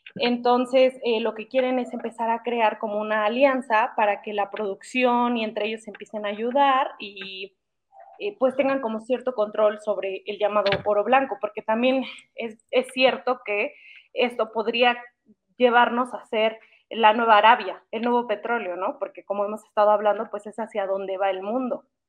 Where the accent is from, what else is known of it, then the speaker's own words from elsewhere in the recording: Mexico; como mexicanos